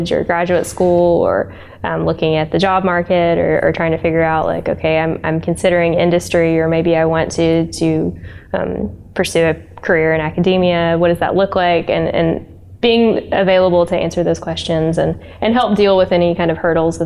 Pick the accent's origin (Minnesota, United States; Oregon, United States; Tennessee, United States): Tennessee, United States; Roane County; I'm a local. I grew up like in Roane County